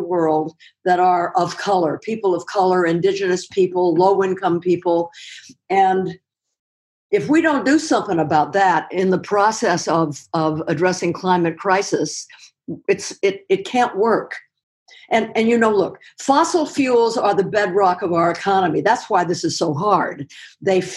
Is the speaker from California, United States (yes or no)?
yes; Los Angeles, California, United States; moved away; I grew up in Los Angeles, starting in the late 30s, and then moved back here